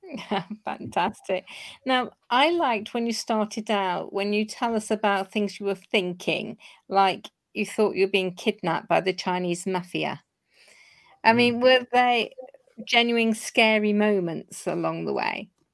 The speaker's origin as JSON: {"language": "English", "town": "Corby", "region": "East Midlands", "country": "United Kingdom", "said": "half Scot myself, my father was Glaswegian, and we hail from Corby"}